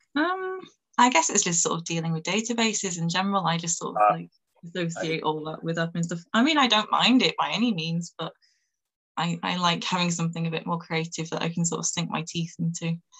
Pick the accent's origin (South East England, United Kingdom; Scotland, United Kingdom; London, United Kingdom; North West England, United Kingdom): North West England, United Kingdom; Manchester; I'm from Manchester in the north of England